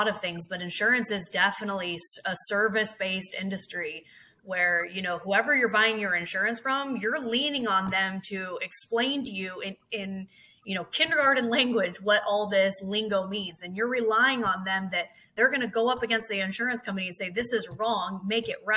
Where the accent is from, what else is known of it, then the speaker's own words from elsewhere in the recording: Hillsboro, Oregon, United States; I was born and raised in Oregon, Hillsboro